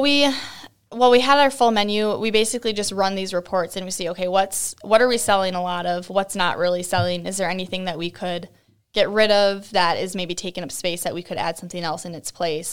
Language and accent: English; Cold Spring, Minnesota, United States; moved away as an adult; also born or lived in Columbia Heights, Minnesota; now in Buffalo, United States; I was born in Cold Spring, so, like, up by Saint Cloud